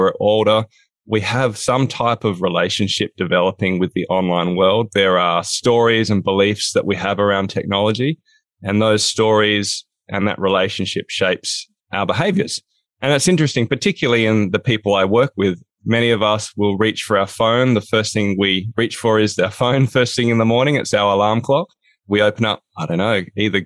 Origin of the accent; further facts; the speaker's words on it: Australia; now in Hobart, Australia; I'm from Down Under. I'm in a place called Hobart, Tasmania